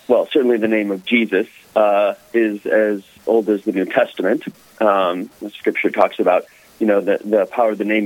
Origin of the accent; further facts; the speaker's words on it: Chicago, Illinois, United States; I'm from Chicago, but studied finance and philosophy at Claremont McKenna College in California